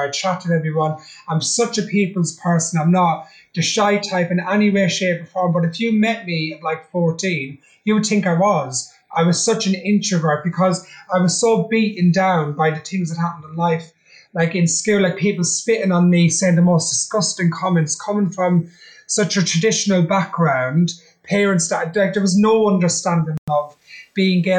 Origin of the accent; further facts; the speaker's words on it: Ireland; I'm Irish. I'm a traveller.